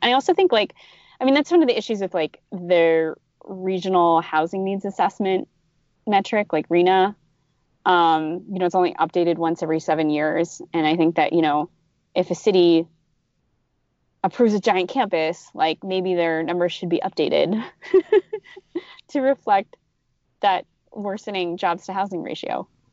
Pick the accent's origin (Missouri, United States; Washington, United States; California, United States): California, United States; as a Californian